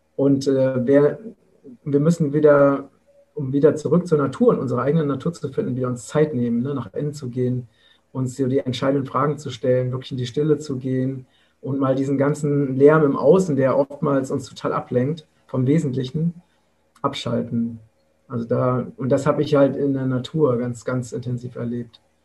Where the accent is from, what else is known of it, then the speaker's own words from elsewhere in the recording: Vogelsberg, Hesse, Germany; im Vogelsberg, das ist meine Heimat in Hessen